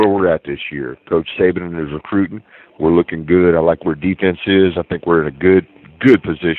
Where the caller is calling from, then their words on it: Baghdad, Baghdad Governorate, Iraq; I'm calling from Baghdad, Iraq.